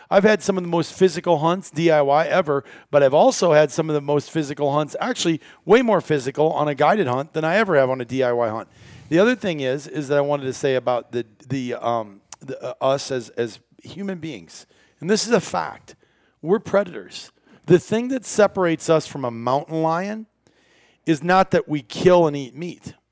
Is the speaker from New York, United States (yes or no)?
no; Iowa, United States; moved away as an adult; also born or lived in northern Wisconsin; I grew up in Iowa